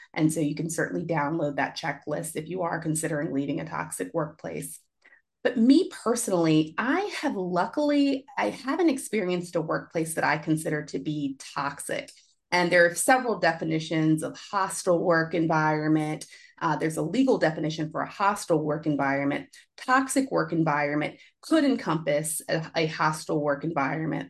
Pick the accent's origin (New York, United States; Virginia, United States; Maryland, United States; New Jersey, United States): Virginia, United States; Richmond; now in Washington, D.C., United States; my hometown, grew up in Richmond, Virginia